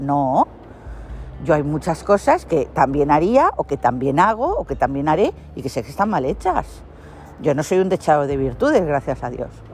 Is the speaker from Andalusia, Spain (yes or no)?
no; Catalonia, Spain; born or raised there; first language Spanish